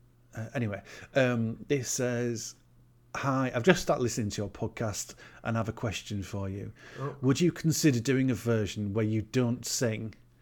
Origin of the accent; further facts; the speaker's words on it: Sunderland, North East England, United Kingdom; Because I'm originally from Sunderland.